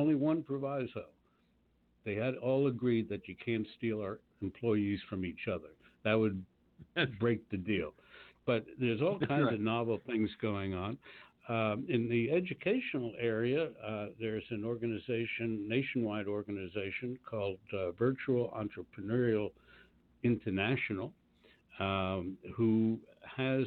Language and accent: English; Washington, District of Columbia, United States; moved away; I was down in my hometown of Washington, D.C.